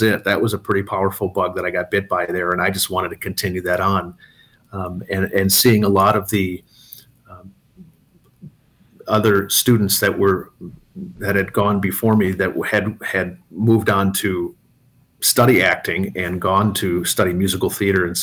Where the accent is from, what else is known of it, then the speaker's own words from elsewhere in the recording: Antigo, Wisconsin, United States; also born or lived in Milwaukee, Wisconsin; Born in Milwaukee, moved from there when I was going to start kindergarten, moved way up north to do a little small town in central Wisconsin called Antigo.